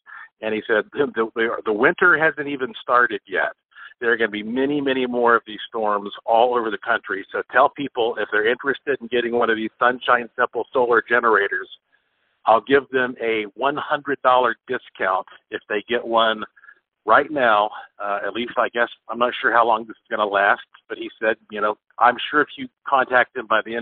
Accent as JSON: {"language": "English", "town": "Asheville", "region": "North Carolina", "country": "United States", "tie": "born or raised there", "said": "Asheville, North Carolina, my hometown"}